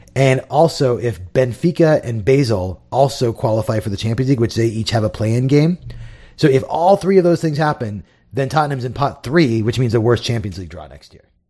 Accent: United States; as an American fan

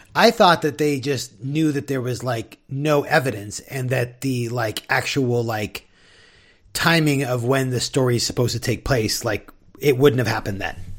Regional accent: San Diego, California, United States; now in Seattle, United States; growing up in San Diego

